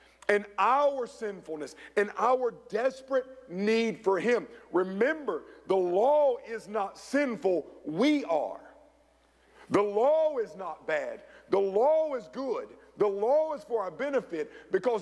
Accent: Rock Hill, South Carolina, United States; my hometown of Rock Hill, South Carolina

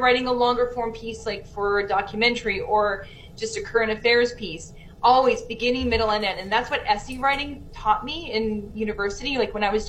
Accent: Winnipeg, Manitoba, Canada; moved away as an adult; I was one of those people that left, but then I came back to my hometown

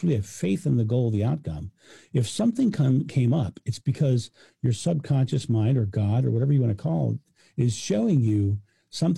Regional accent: United States; I'm American

